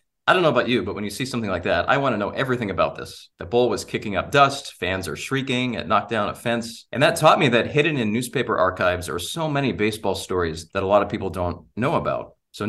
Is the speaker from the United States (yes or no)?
yes; Massachusetts, United States; I grew up in Massachusetts